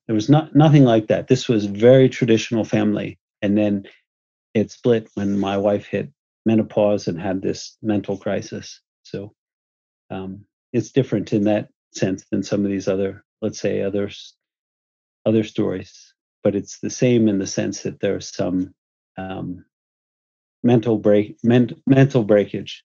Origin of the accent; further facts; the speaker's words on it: United States; moved away as an adult; also born or lived in Houston / New York / San Francisco / Utah; I'm American